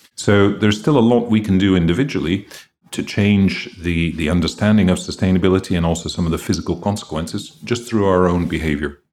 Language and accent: English; Greece; I grew up in Greece, so my mother had three sons